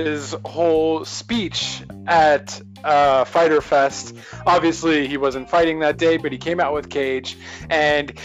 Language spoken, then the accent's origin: English; Canada; I am not American. I am Canadian